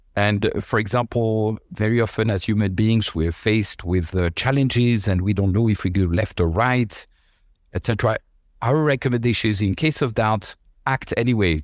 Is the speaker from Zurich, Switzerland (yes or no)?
no; La Chaux-de-Fonds, Neuchâtel, Switzerland; moved away; also born or lived in Lausanne; in a city nobody has heard of apart from, uh, the Swiss. It's called La Chaux-de-Fonds.